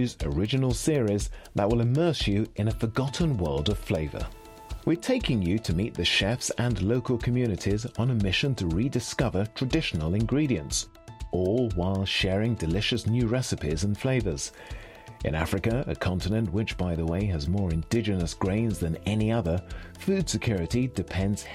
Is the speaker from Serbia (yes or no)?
no; Croydon, London, United Kingdom; now in Lyon, France; as a boy growing up in Croydon